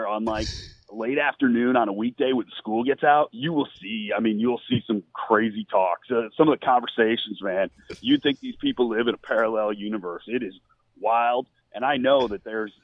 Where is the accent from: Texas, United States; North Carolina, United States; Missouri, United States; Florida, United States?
Missouri, United States; St. Charles; from St. Charles. Yeah. So, like, I moved into St. Louis like a year ago